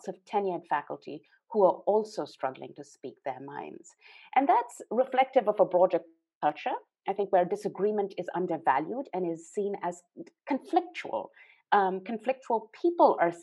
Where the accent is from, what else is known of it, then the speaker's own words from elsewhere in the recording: Pakistan; moved away; I was born in Pakistan, grew up in Pakistan